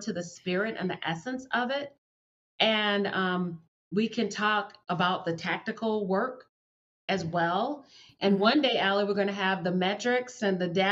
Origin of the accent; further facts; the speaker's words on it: the South, United States; I'm from the South and that's the kind of stuff we do down there